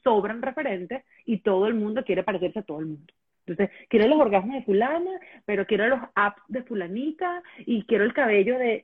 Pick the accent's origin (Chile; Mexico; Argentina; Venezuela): Venezuela; moved away as an adult; yo tengo ocho años fuera de Venezuela y yo creería que los ocho años anteriores o diez años anteriores estuve, sí, claro, hasta que me, hasta que salí de Venezuela estuve dedicada al tema de la radio